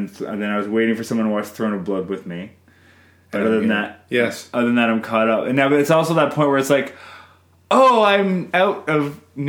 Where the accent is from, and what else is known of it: Canada